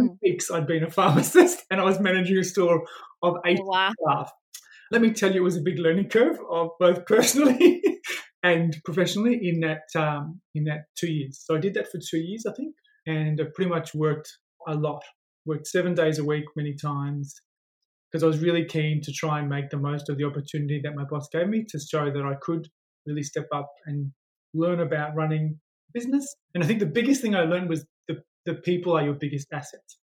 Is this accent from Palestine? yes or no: no; Melbourne, Victoria, Australia; I grew up in Melbourne, and I grew up in an area where there was lots of migrants.